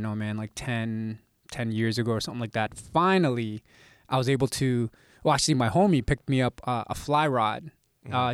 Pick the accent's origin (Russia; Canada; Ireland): Canada; Mississauga, Ontario; also born or lived in Manila, Philippines / Toronto; we kind of moved to Mississauga